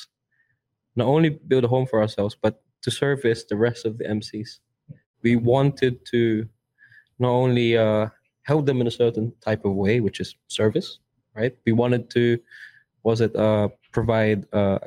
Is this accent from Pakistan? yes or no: no; Manila, Metro Manila, Philippines; accent: Tondo accent; I'm from Tondo